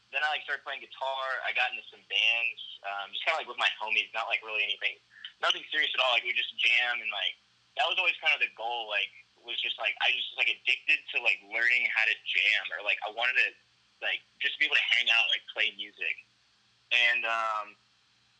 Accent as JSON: {"language": "English", "town": "Hilton Head", "region": "South Carolina", "country": "United States", "tie": "born or raised there", "also_born_or_lived": "Virginia", "moved": "as an adult", "lives_now": "Dallas, United States", "said": "I'm from a small island called Hilton Head there. I grew up there. I was actually born in Virginia, but I lived there, like, pretty much since I was a baby."}